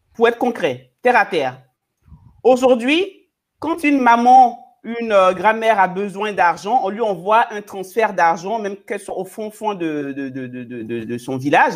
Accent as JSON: {"language": "French", "country": "Côte d’Ivoire", "said": "je viens de la Côte d'Ivoire, de ma, de, ma culture, de, mon, de ma région, nous sommes les femmes gourous de Doumé"}